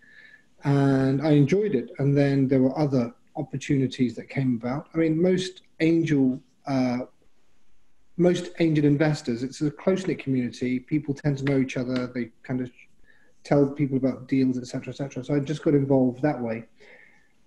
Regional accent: London, United Kingdom; moved away; I'm from London originally

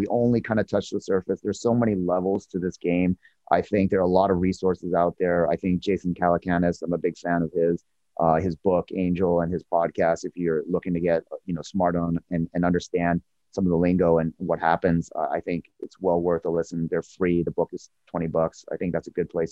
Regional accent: Seattle, Washington, United States; I'm from Seattle area

